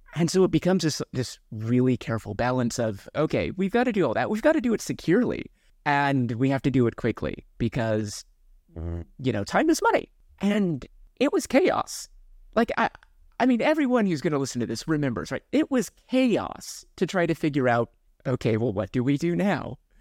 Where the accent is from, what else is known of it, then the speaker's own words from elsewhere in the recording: Kansas, United States; now in Seattle, United States; I grew up in Kansas